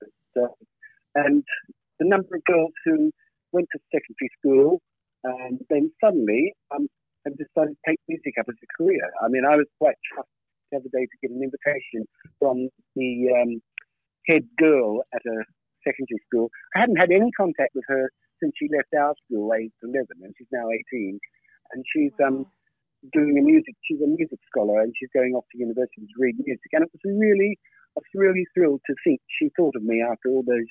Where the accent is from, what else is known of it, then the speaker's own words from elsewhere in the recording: Australia; now in England, United Kingdom; my story started in Australia